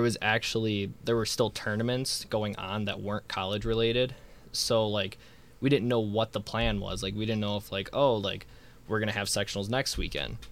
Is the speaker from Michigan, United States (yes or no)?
no; Illinois, United States; I'm from Illinois